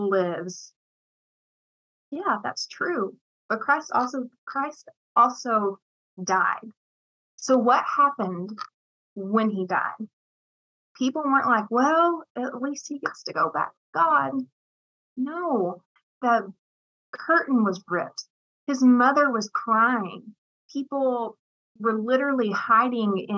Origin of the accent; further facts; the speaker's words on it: East Tennessee, United States; also born or lived in Murfreesboro, Tennessee; I was born in East Tennessee